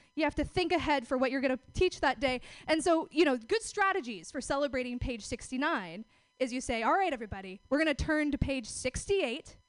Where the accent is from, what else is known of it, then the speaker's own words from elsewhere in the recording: Oregon, United States; I'm from out of town. I'm actually from Oregon.